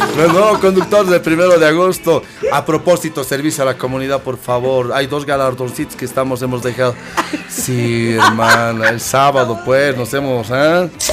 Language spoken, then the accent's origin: Spanish; Bolivia; Somos bolivianos